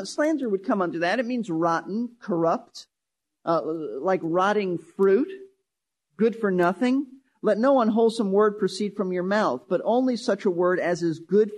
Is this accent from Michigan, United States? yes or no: no; New York City, New York, United States; I was raised in Brooklyn, New York.